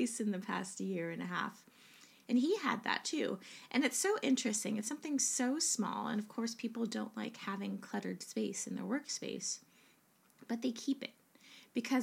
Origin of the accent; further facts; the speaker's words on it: United States; now in England, United Kingdom; as an American